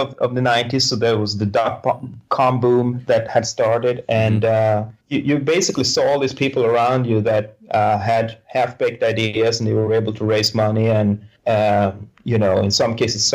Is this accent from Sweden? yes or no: yes; Sweden; moved away as an adult; now in United States; I grew up in Sweden